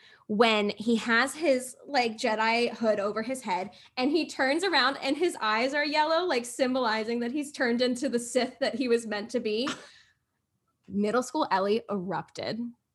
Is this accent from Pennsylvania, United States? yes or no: no; Florida, United States; I'm from Florida, Ma. I'm literally in 99 degree weather right now.